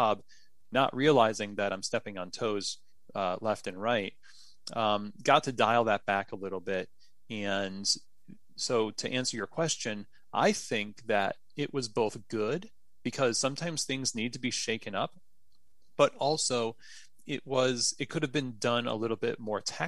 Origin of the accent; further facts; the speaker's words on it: New York, United States; moved away as an adult; now in Louisville, United States; I'm a New Yorker